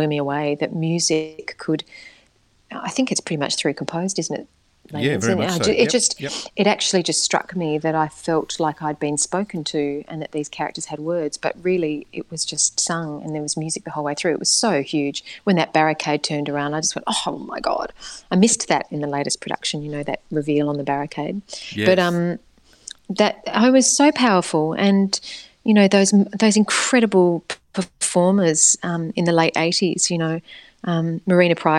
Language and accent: English; Perth, Western Australia, Australia; moved away; also born or lived in Sydney; I was born in Sydney and then they went back to WA and then I was there until I left Whopper, it was a beautiful place to grow up, Perth